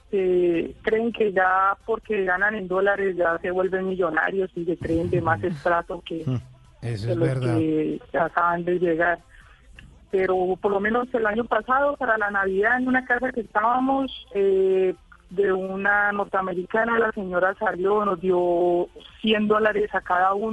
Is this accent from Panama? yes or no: no; Villavicencio, Meta, Colombia; moved away as an adult; also born or lived in Bogotá; now in Dallas, United States; no le gustó nunca salir de, de la ciudad de donde